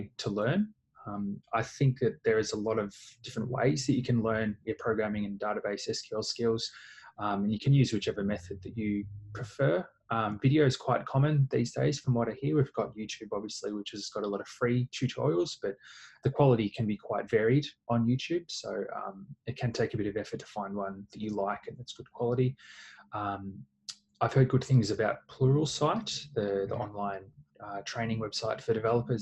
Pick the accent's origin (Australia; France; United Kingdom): Australia; Melbourne, Victoria; I'm from Melbourne in Australia.